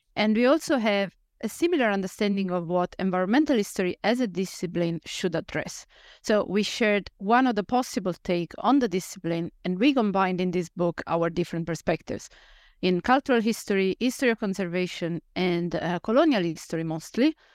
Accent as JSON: {"language": "English", "region": "central Italy", "country": "Italy", "tie": "born or raised there", "moved": "as an adult", "lives_now": "Netherlands", "said": "I grew up in, uh, central Italy"}